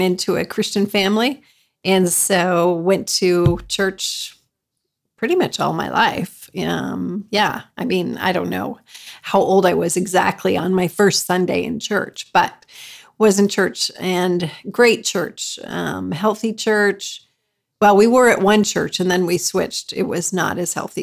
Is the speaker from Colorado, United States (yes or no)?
yes; Colorado, United States; moved away as an adult; also born or lived in Germany / Poland; now in Mikołów, Poland; I'm like a native of Colorado